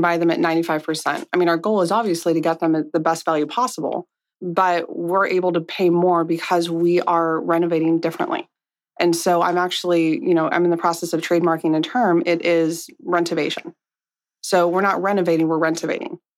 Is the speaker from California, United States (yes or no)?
yes; Monrovia, California, United States; I grew up in a very small town called Monrovia